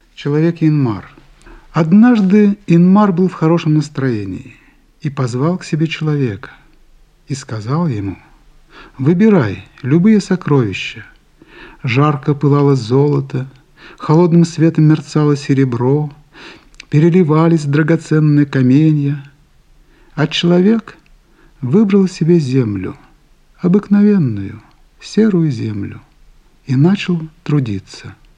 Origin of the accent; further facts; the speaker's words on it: Udmurtia, Russia; мы в Удмуртии, во-вторых, я удмурт